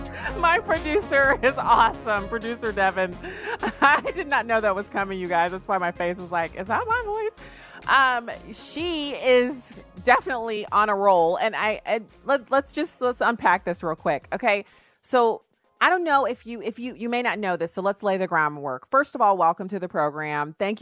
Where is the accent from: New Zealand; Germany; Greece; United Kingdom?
Germany; now in United States; Now, I grew up in Germany because my dad was on active duty in the Army. And so I ended up where people would come every 3 years, they would rotate in, and we would just move to a different base. We stayed in Germany